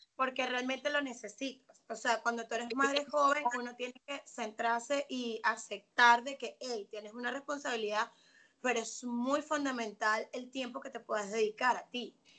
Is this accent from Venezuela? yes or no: yes; Venezuela; moved away as an adult; now in Atlanta, United States; soy venezolana, me vine para los Estados Unidos, eh, actualmente estoy en Atlanta